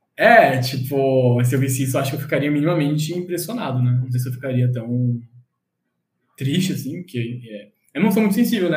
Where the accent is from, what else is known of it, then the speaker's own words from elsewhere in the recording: Florianópolis, Santa Catarina, Brazil; also born or lived in São José; nasci em Floripa, nasci natural de ah. lá, e a minha mãe é de Santos, meu pai é de Floripa mesmo. Eu cresci em Floripa até meus, alguma idade, 14 anos, depois eu morei em São José.